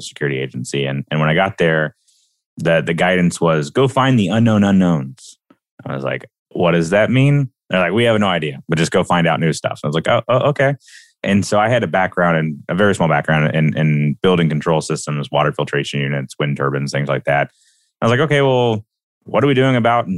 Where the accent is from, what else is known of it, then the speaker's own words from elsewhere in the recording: Alabama, United States; I'm a kid from Alabama.